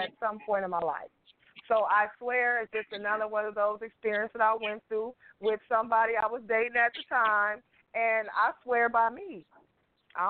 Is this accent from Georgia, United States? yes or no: no; Oakland, California, United States; moved away as an adult; now in Dallas, United States; I am originally from Oakland, California, the Bay Area.